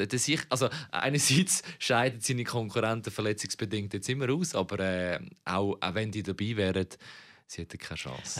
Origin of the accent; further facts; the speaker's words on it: Zurich, Switzerland; Ich bin in der Glaubterstraße 112, das ist so eine Blocksiedlung, aufgewachsen